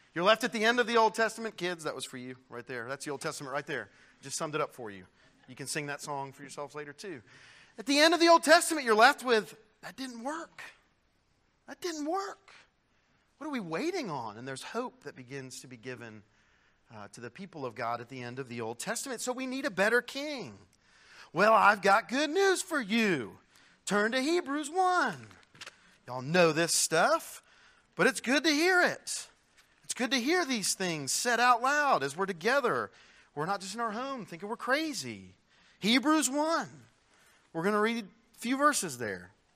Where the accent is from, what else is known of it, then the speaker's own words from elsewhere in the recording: United States; as an American citizen